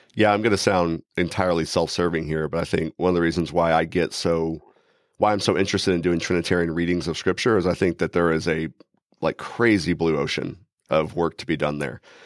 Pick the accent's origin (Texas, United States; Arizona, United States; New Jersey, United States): Texas, United States; now in Cedarville, Ohio, United States; as a Texan